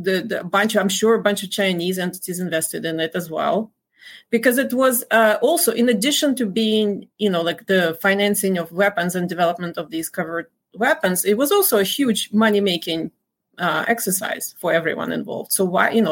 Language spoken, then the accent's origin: English; Dnipro, Dnipropetrovsk Oblast, Ukraine; moved away as an adult; Kolomoisky is actually from my hometown